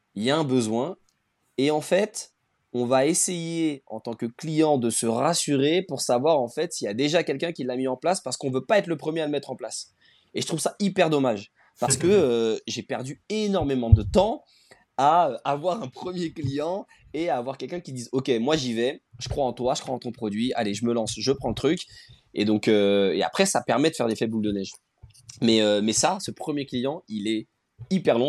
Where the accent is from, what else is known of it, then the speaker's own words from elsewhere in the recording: Rennes, Brittany, France; je suis originaire de Rennes